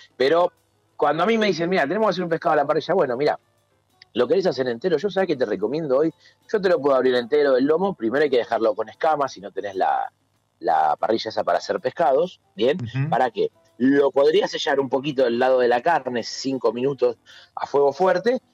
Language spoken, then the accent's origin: Spanish; Argentina; somos argentinos